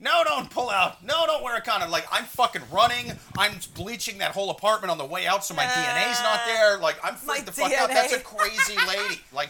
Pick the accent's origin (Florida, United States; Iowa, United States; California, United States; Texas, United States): Iowa, United States; moved away as an adult; now in New York, United States; I lived in Iowa until I was about 30. And people would always ask me where my accent was from, and they'd always guess someplace else.